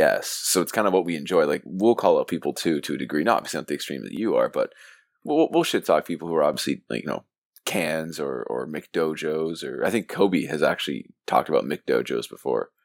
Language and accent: English; Mississauga, Ontario, Canada; I'm from Mississauga, Ontario